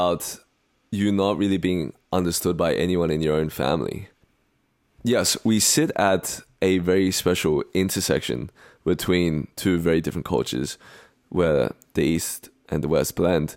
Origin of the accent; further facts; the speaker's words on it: Australia; accent: Australian; moved away as an adult; now in United States; being an Asian or Chinese Australian living in the US because my identity to most people is more Australian, in that a lot of the slang that I use, my accent is Australian